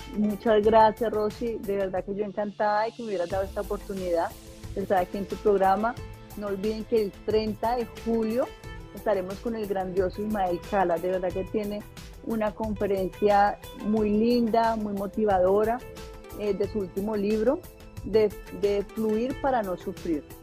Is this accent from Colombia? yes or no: yes; Colombia; now in Atlanta, United States; es mi tierra eh, y llegar allá como, como colombiana, eh, emprendedora, empresaria, inmigrante que llegó a los Estados Unidos